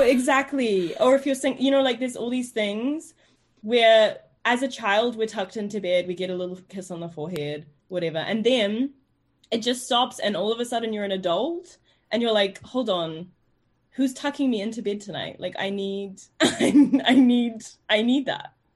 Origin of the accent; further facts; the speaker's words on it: New Zealand; moved away as an adult; also born or lived in New York, United States; now in London, United Kingdom; growing up in New Zealand